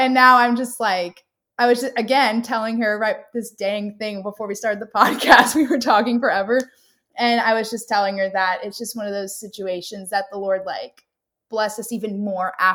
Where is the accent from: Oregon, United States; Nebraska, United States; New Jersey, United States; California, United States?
California, United States; Southern; moved away as an adult; also born or lived in North Carolina / Florida; But I am from Southern California. I was born there and lived there up until college when I moved to North Carolina.